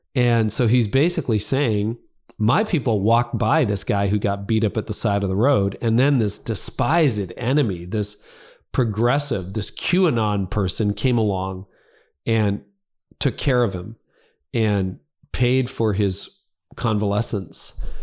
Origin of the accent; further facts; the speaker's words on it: Midland, Ontario, Canada; my hometown of Midland